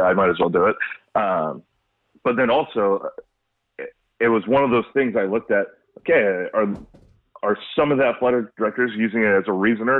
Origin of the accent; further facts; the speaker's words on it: Los Angeles, California, United States; now in West Bloomfield, United States; I'm from Los Angeles